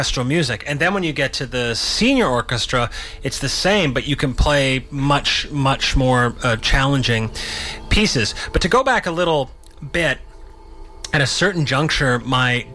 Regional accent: Vancouver, British Columbia, Canada; also born or lived in Victoria; I'm one of those rare born and raised Vancouverites. Mm. Well, I was born in Victoria, spent a few weeks there, and then ended up in Vancouver

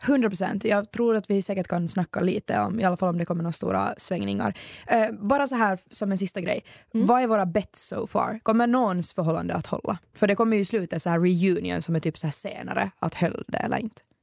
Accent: Ekenäs, Uusimaa, Finland; Hon är faktiskt från min hemstad

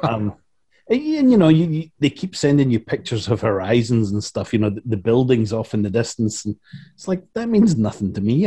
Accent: Scotland, United Kingdom; moved away as an adult; now in United States; I'm from Scotland and I'm working with a bunch of Scottish and Northern English guys

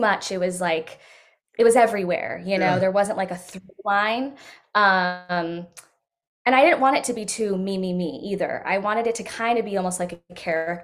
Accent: Modesto, California, United States; I'm from Modesto, California, so Central California, right in the dead center

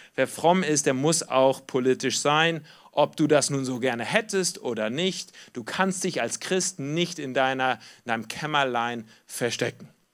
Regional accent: Germany; Wir kommen aber auch als Deutsche aus einer Geschichte heraus

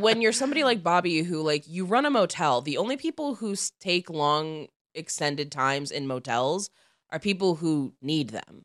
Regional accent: outside Chicago, Illinois, United States; where I grew up outside Chicago

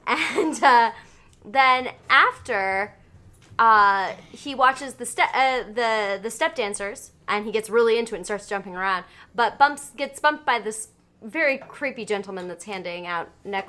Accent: Cincinnati, Ohio, United States; and I'm from Cincinnati, Ohio.

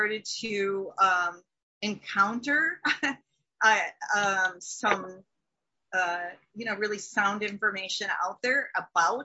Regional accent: Minnesota, United States; me being a Minnesotan

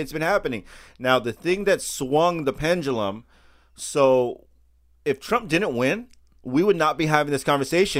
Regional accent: United States; being born here in America

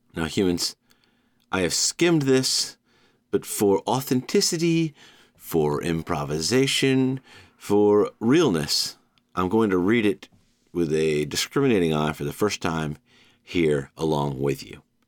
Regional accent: Georgia, United States; born or raised there; now in New York City, United States

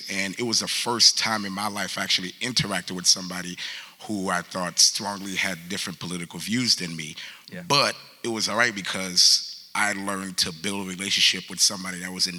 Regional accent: Fort Lauderdale, Florida, United States; also born or lived in Haiti; I am originally from Haiti, but grew up in Fort Lauderdale, Florida. I came to America around the age of 7, but when I arrived here, my parents sent for me in Haiti, and I was undocumented.

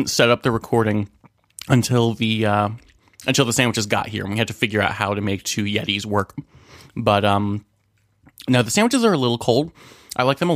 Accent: New Jersey, United States; Where I grew up in New Jersey

